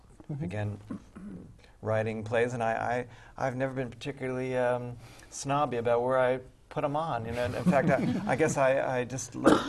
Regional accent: New York, United States; I grew up in New York and I was taken to the theater

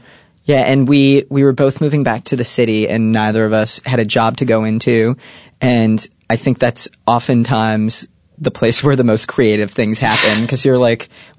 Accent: Detroit, Michigan, United States; Celia and I grew up in Detroit, Michigan. Detroit proper, Michigan.

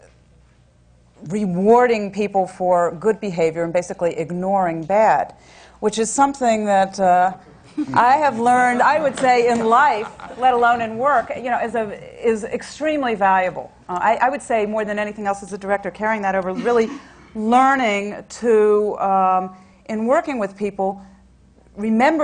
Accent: Virginia, United States; I grew up in Virginia

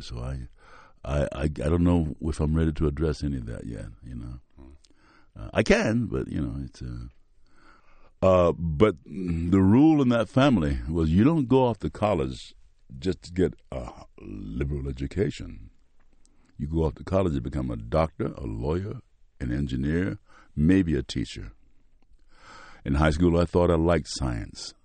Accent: Mississippi, United States; accent: Mississippi; moved away; I'm using my Mississippi accent, the one I use when I go home to Tate County.

